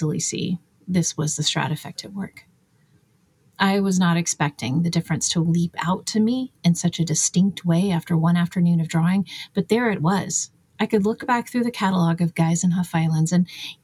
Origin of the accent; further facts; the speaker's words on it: United States; as an American